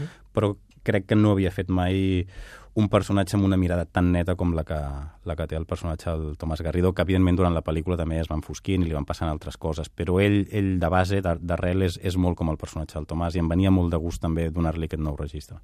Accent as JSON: {"language": "Catalan", "region": "Catalonia", "country": "Spain", "also_born_or_lived": "Barcelona", "said": "jo visc a Barcelona, sóc català"}